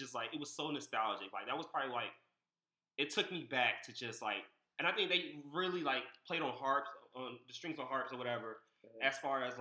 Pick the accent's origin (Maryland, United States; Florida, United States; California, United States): Maryland, United States; Largo; born or raised there